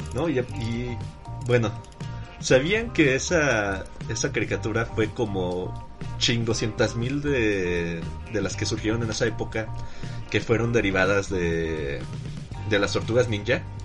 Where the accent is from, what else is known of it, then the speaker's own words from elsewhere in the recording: Mexico; nuestra propia versión acá mexicana